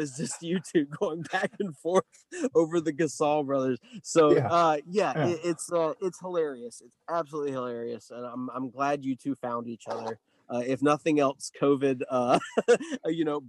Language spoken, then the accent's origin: English; the South, United States; as a Southerner myself, it's an extremely unique place to grow up